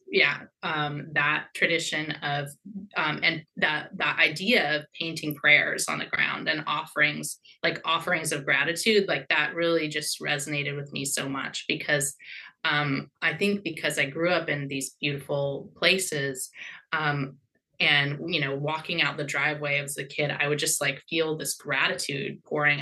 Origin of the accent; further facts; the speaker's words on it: Southeast Alaska, United States; now in Seattle, United States; I grew up in Southeast Alaska